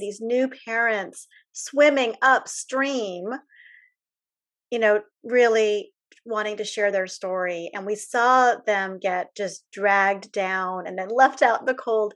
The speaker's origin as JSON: {"language": "English", "country": "United States", "said": "as an American"}